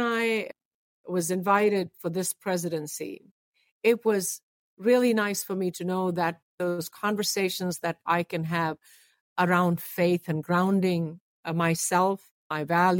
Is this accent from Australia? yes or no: no; India; now in United States; I was born in India, although I have been here now majority of my life. Interestingly enough, one of the first schools I went to was a faith-based school. And the reason for that oftentimes in India